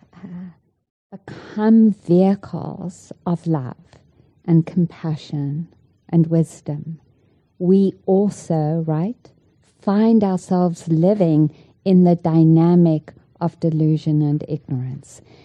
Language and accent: English; South Africa; moved away; I grew up in South Africa